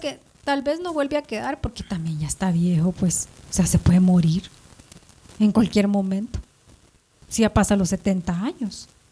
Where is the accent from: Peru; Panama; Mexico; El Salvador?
El Salvador; now in Guatemala; mi pueblo queda tan cerca de aquí, son tres horas